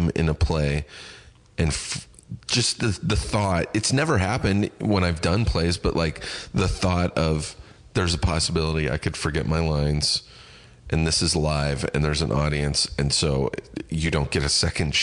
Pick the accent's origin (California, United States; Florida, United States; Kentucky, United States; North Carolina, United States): California, United States; Riverside; my hometown of Riverside